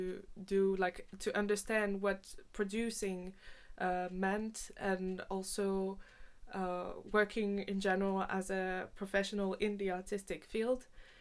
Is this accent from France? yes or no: yes; France; moved away as an adult; now in Finland; I'm from France, but I'm also half French, half Finnish